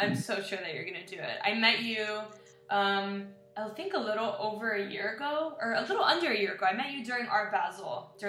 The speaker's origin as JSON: {"language": "English", "town": "Miami", "region": "Florida", "country": "United States", "tie": "born or raised there", "said": "I grew up in Kendall too"}